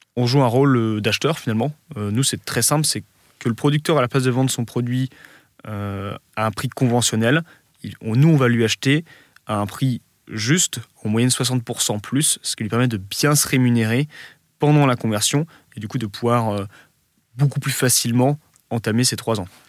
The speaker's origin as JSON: {"language": "French", "town": "Lille", "region": "Hauts-de-France", "country": "France", "said": "quand on est Lillois, la Belgique, c'est la porte à côté"}